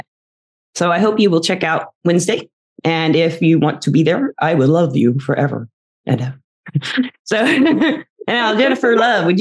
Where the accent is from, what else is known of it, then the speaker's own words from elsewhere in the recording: the South, United States; I was raised in the South mostly